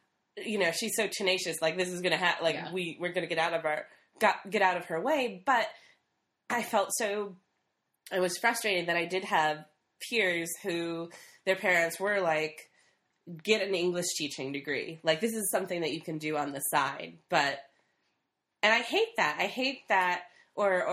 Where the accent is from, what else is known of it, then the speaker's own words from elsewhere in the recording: Midwest, United States; moved away; I'm from the Midwest, and, you know, we're taught to kind of be women.